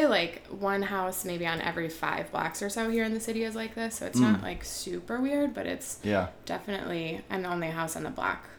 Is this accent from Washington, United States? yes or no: no; Woodstock, Illinois, United States; moved away; I grew up in Woodstock, Illinois, which is, like, northwest of Chicago.